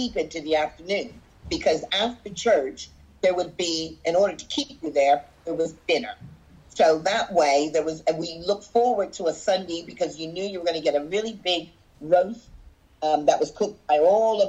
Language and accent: English; Wayne, Pennsylvania, United States; also born or lived in Virginia; now in Brighton, United Kingdom; growing up in the suburbs of Philadelphia area